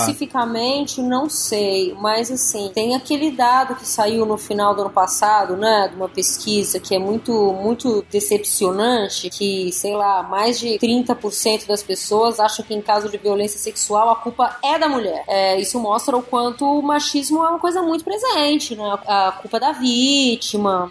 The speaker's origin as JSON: {"language": "Portuguese", "region": "São Paulo", "country": "Brazil", "said": "eu sou de São Paulo"}